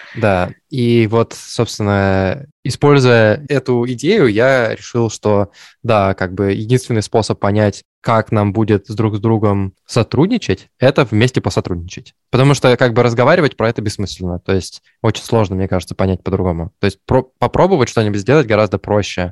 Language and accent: Russian; Perm, Perm Krai, Russia; moved away; я из Перми